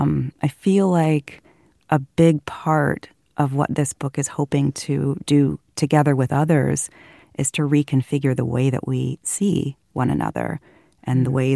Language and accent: English; Fairfield, California, United States; when we sold the house my siblings and I grew up in Fairfield.